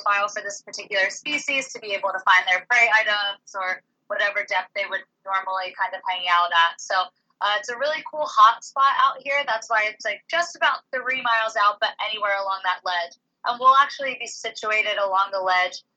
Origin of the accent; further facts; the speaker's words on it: Philadelphia, Pennsylvania, United States; moved away as an adult; now in Oahu, United States; I'm from Philadelphia originally, so I made a pretty long commute moving over here